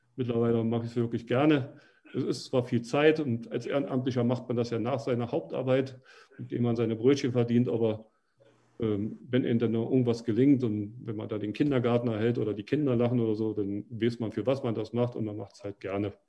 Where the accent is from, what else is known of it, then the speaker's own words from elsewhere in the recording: Berlin, Germany; moved away as an adult; now in Drognitz, Germany; ich bin gebürtiger Ostberliner. Ich bin also in Lichtenberg groß geworden, in Berlin-Lichtenberg